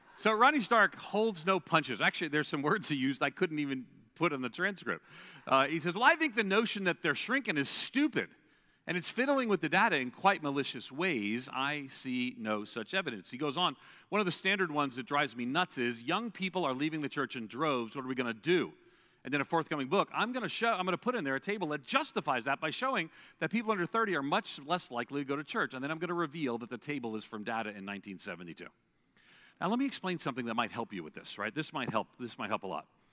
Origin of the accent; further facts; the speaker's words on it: Long Island, New York, United States; I grew up outside of New York City in an Irish Catholic household